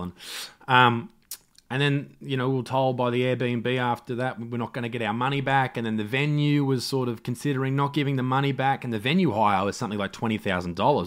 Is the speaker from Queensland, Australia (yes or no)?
no; Newcastle, New South Wales, Australia; Newcastle, my hometown